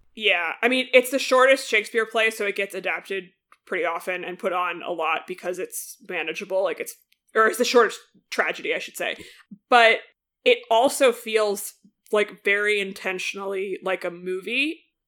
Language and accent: English; United States; as an American